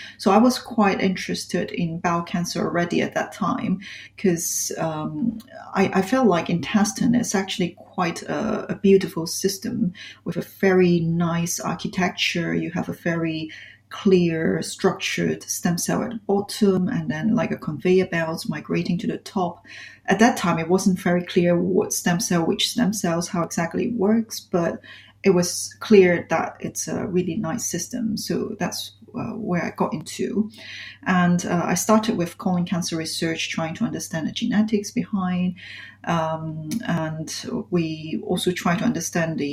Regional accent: Hong Kong; moved away as an adult; now in London, United Kingdom; I came from Hong Kong originally.

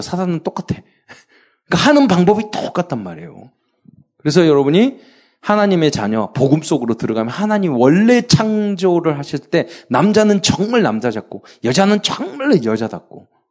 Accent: Jeolla, South Korea; 제가 전라도 출신이라서

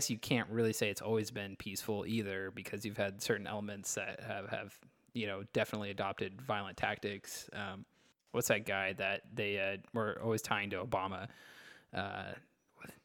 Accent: Texas, United States; I grew up in Texas

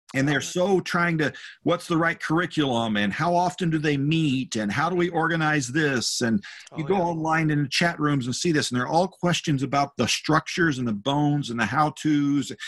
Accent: North Texas, United States; the church I grew up in in North Texas. It was a small rural church in a small town

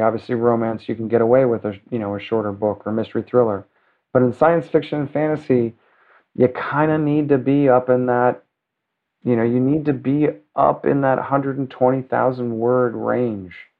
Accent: New York City, New York, United States; now in Los Angeles, United States; I'm a New Yorker

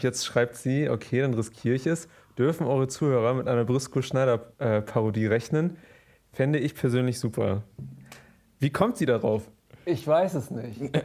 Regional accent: Germany; ich bin Deutscher

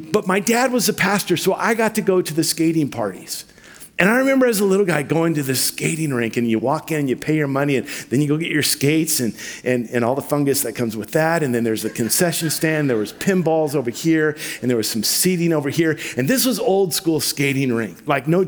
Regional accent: Vancouver, Washington, United States; also born or lived in Ruston, Louisiana; When I was a little kid, we moved from Ruston, Louisiana to Vancouver, Washington

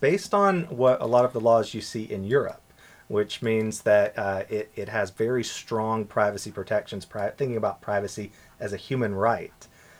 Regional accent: southeastern U.S., Southeastern United States, United States; moved away as an adult; now in Bermuda; my accent will give me away shortly, but I'm from the U.S. originally. And so I grew up in the southeastern U.S.

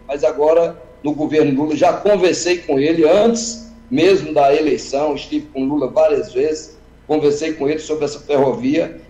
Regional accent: Sertânia, Pernambuco, Brazil; Sertânia, da minha terra

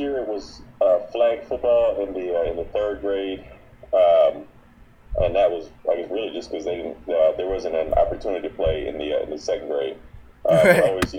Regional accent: San Antonio, Texas, United States; also born or lived in Oxford, England; I grew up, for the most part, I grew up in San Antonio, Texas, but I guess that's via the United Kingdom.

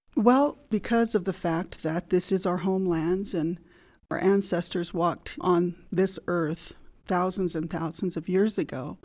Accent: Fort Washakie, Wyoming, United States; also born or lived in Lander, Wyoming; Grew up here at Fort Washakie, going to school at Fort Washakie School.

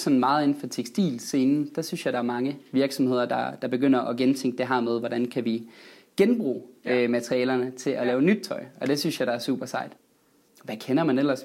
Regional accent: West Jutland, Denmark; moved away; jeg er vestjyde oprindeligt

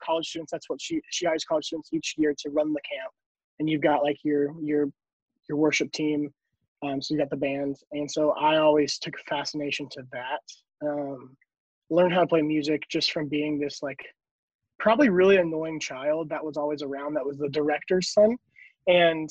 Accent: North Carolina, United States; also born or lived in East Tennessee; We moved to North Carolina when I was 5

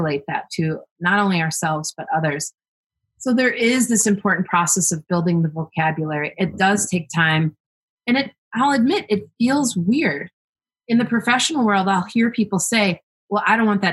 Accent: United States; me growing up in this country, being an American

